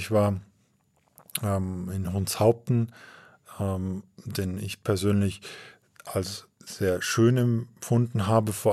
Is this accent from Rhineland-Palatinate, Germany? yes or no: no; Tambach, Bavaria, Germany; Und weil es einfach der nächste ist zu meinem Wohnort, zu meiner Heimat, Schloss Tambach im Wildpark in Tambach, der auch schön groß ist, recht groß ist.